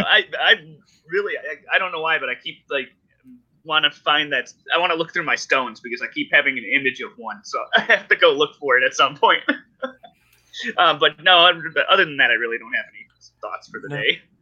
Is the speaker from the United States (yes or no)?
yes; Ohio, United States; moved away as an adult; also born or lived in Colorado; I was born and raised in Ohio